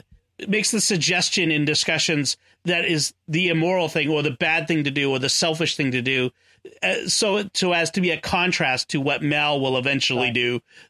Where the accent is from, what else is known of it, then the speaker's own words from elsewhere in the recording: Canton, Massachusetts, United States; And my hometown that I grew up in Massachusetts.